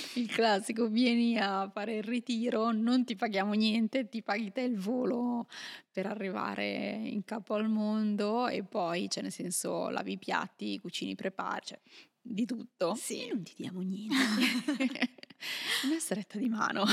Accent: Milan, Lombardy, Italy; moved away as an adult; io, mm, pur essendo milanese, sì. ho, lasciato, ho, lasciato, l'Italia tanti tanti anni fa

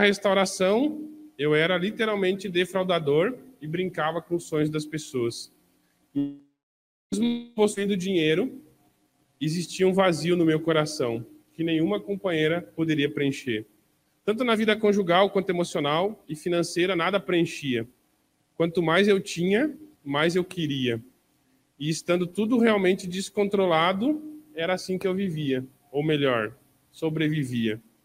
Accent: Porto Alegre, Rio Grande do Sul, Brazil; Eu nasci em Porto Alegre, numa família de classe média baixa

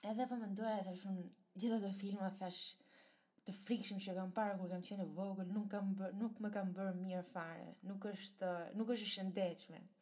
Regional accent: Italy; moved away as an adult; also born or lived in Albania; now in Netherlands; kam lindur në Shqipëria, po do kontaktojnë Itali, uh, sepse atje jam

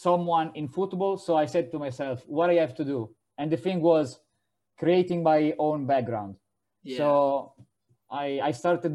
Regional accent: Italy

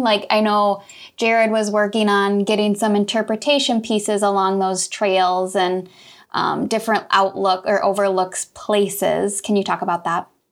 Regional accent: Clermont, Iowa, United States; I'm from Claremont, so T J's Pizza is my go-to.

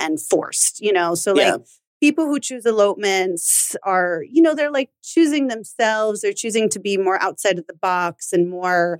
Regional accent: New York City, New York, United States; I am a native New Yorker

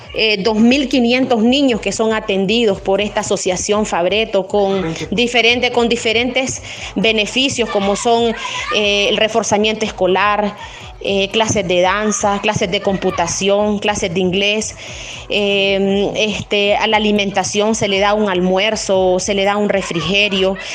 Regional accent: San José de Cusmapa, Madriz, Nicaragua

